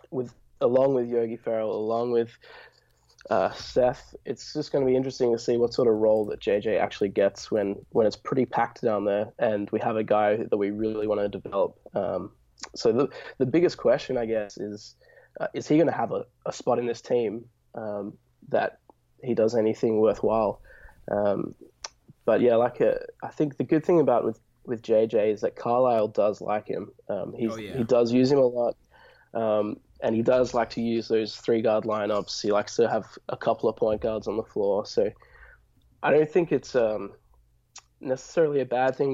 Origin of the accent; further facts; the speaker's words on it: Western Australia, Australia; I'm from the West, so we speak normally